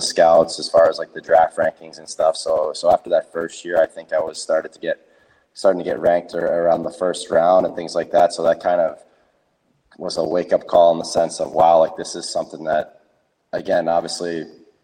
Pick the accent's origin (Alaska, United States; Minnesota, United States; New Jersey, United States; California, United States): New Jersey, United States; 15 of my closest friends that I grew up with in New Jersey